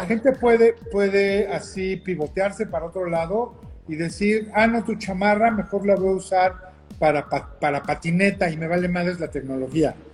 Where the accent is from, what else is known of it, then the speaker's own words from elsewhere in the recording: Mexico; somos mexicanos